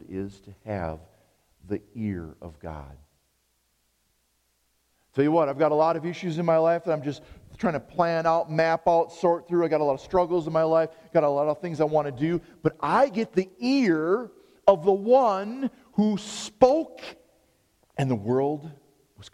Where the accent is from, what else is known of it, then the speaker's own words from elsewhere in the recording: United States; I'm an American